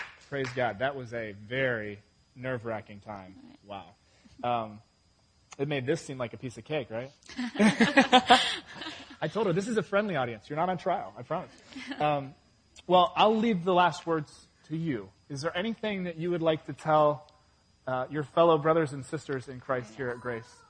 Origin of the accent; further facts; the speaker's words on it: England, United Kingdom; now in United States; I was born in England